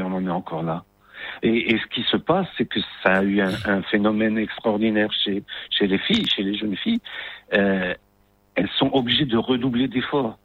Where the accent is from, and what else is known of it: Morocco